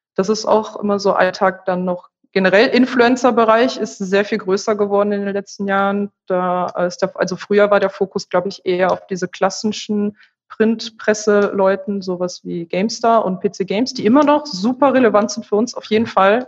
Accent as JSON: {"language": "German", "town": "Remscheid", "region": "North Rhine-Westphalia", "country": "Germany", "tie": "born or raised there", "said": "weil ich ursprünglich aus Remscheid komme. Das ist meine Heimatstadt"}